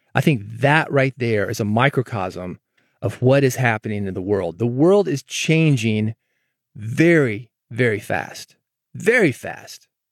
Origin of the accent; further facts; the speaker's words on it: Nashville, Tennessee, United States; also born or lived in North Mississippi / Memphis; I'm actually from Nashville